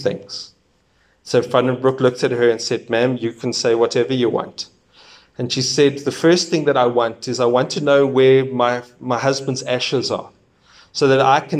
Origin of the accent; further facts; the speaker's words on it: South Africa; We are one South African nation